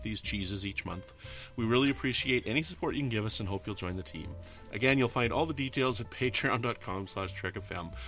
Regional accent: Canada; I'm Canadian

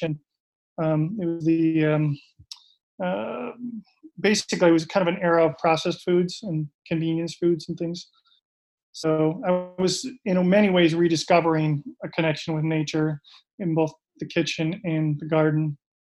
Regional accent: Minneapolis, Minnesota, United States; also born or lived in Vancouver, Canada; I'm from Minnesota originally, and grew up in the suburbs of Minneapolis

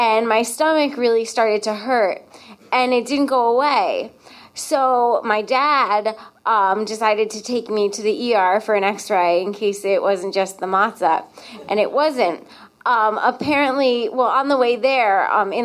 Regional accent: Connecticut, United States; I'm from Connecticut

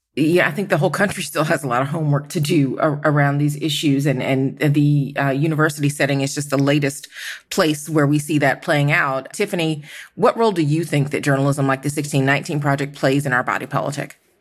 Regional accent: Georgia, United States; my home state of Georgia

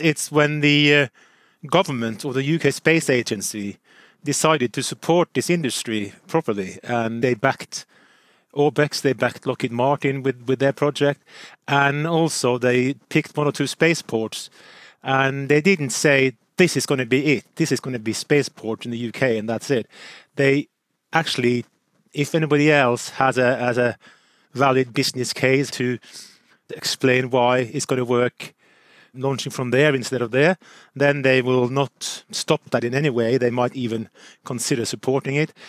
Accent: Norway; I'm from Nor-, Norway

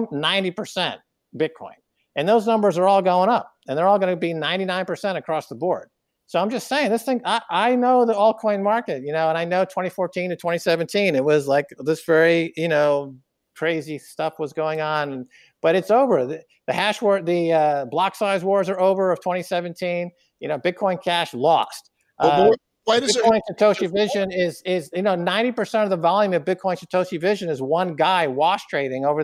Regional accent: New York, United States; a privileged white guy from New York

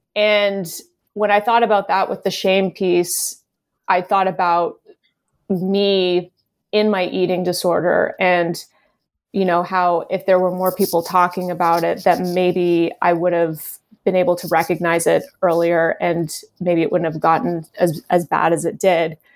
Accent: Canada; moved away as an adult; now in Los Angeles, United States; I had just moved to L A, I think, the year before, and I'm Canadian

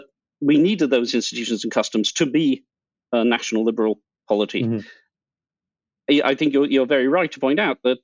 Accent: United Kingdom

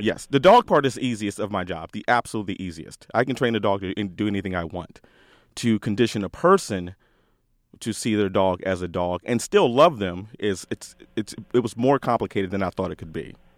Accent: DC area, Northern Virginia, United States; moved away; also born or lived in Austin, Texas; originally from Northern Virginia, D C area. I left there two thousand four, moved to Austin, Texas.

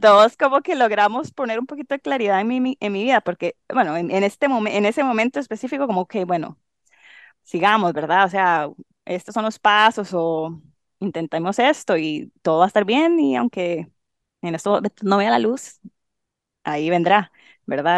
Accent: Limón, Costa Rica; moved away as an adult; soy tica, obviamente. Em, crecí en Limón

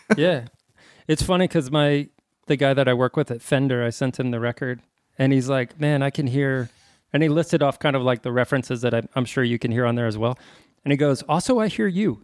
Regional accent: El Paso, Texas, United States; I'm a kid from El Paso

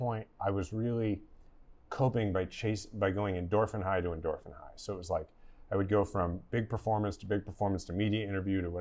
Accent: Kansas City, Missouri, United States; I was gonna run for mayor of my hometown, Kansas City

